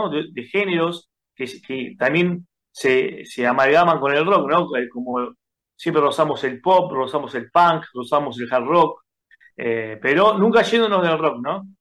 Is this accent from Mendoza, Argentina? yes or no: no; Buenos Aires, Argentina; Nosotros somos de Capital Federal, eh, del barrio de Mataderos. Ok. Eh, oriundo de Mataderos.